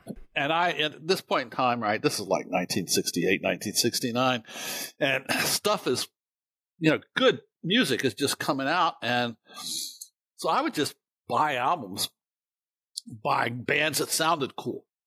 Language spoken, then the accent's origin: English; Winchester, Virginia, United States; I grew up in uh, Winchester, Virginia, which is at the northern end of the uh, Shenandoah Valley